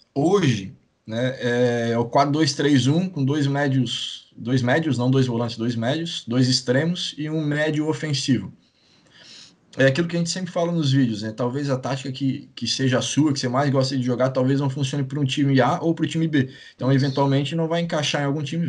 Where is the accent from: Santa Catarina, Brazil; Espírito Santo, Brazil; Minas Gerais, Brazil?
Santa Catarina, Brazil; Itajaí; also born or lived in Maringá; Sou de Itajaí, nascido